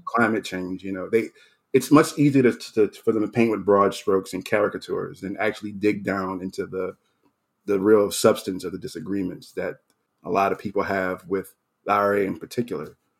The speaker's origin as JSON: {"language": "English", "town": "New Orleans", "region": "Louisiana", "country": "United States", "tie": "born or raised there", "moved": "yes", "said": "I, I grew up in New Orleans. I was born there."}